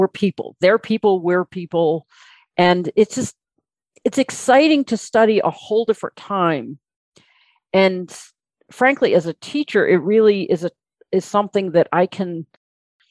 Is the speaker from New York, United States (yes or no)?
yes; upstate New York, United States; the area around my hometown, which is in upstate New York